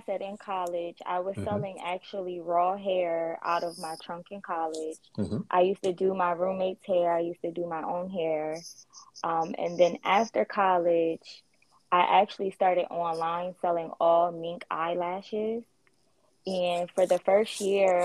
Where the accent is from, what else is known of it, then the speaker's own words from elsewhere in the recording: Wilmington, Delaware, United States; moved away as an adult; also born or lived in Maryland; now in Atlanta, United States; I'm actually from Wilmington, Delaware